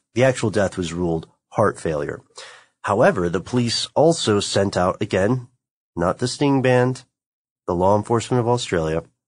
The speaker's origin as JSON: {"language": "English", "country": "United States", "accent": "American", "said": "my American accent is atrocious"}